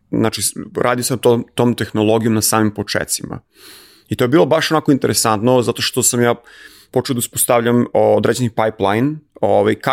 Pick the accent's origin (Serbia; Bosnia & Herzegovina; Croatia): Serbia; moved away; kao Srbin